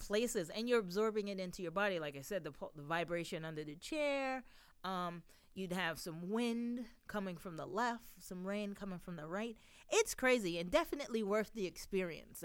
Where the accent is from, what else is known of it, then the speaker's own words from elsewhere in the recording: New York, United States; I'm a New Yorker